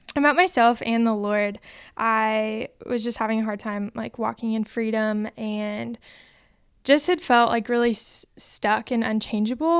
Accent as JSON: {"language": "English", "area": "Orange County", "region": "California", "country": "United States", "moved": "yes", "said": "I'm from Orange County, California"}